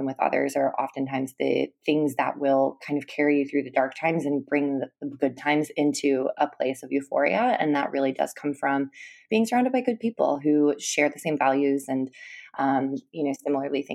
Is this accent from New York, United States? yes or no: no; Minnesota, United States; I grew up in Minnesota, which is actually where I am right now.